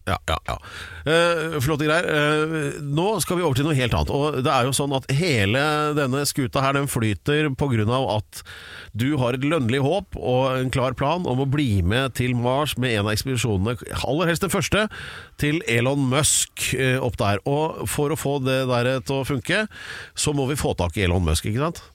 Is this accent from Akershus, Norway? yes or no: no; Oslo, Norway; jeg er født på Aker sjukehus